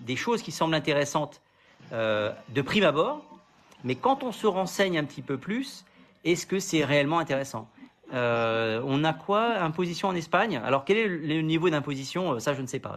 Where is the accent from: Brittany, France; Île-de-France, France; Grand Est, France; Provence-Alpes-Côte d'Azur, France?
Île-de-France, France; Paris; je suis parisien